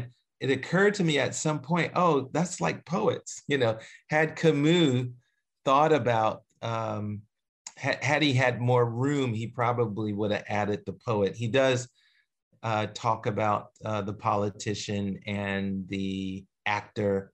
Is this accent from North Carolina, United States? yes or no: no; Philadelphia, Pennsylvania, United States; moved away; also born or lived in Eugene, Oregon; growing up in Philadelphia